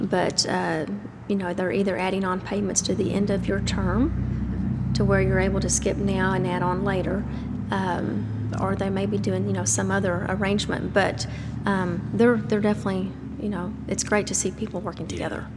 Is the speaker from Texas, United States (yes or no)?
yes; Dublin, Texas, United States; moved away as an adult; now in Stephenville, United States; I'm actually from Dublin